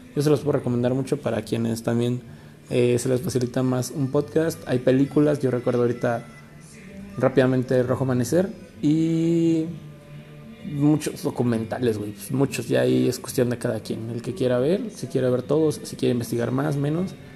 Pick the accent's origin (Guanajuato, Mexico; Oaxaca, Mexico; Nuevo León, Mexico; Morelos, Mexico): Guanajuato, Mexico; Celaya; aquí en Celaya, de donde soy natal, soy autóctono de aquí, de Celaya